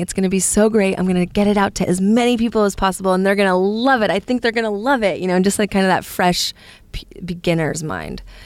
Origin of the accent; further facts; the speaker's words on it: Palo Alto, California, United States; I come from San Francisco or the Bay Area, Palo Alto, actually.